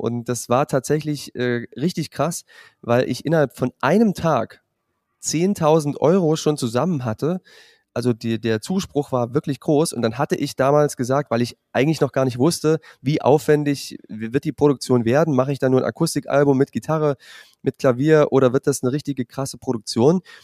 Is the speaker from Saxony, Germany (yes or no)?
yes; Zwickau, Saxony, Germany; moved away; also born or lived in Jena / Weimar / Fulda; Das ist in Sachsen am Fuß des Erzgebirges. Dort bin ich aufgewachsen